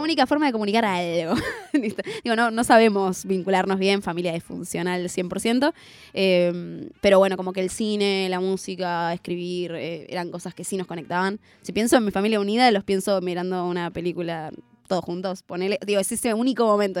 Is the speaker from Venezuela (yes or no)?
no; Zona Sur, Buenos Aires Province, Argentina; en Zona Sur, que es de donde soy